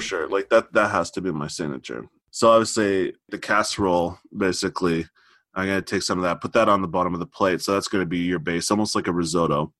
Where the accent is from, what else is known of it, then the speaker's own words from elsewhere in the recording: Montreal, Quebec, Canada; I'm from Montreal